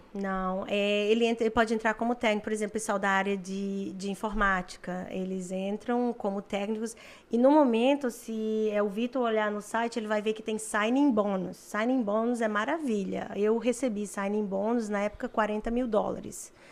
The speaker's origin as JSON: {"language": "Portuguese", "town": "Fortaleza", "region": "Ceará", "country": "Brazil", "also_born_or_lived": "Collingwood, Canada", "moved": "as an adult", "lives_now": "Canada", "said": "eu venho de Fortaleza, lazer lá, dançar forrozinho todo fim de semana e tomar banho de praia no domingo"}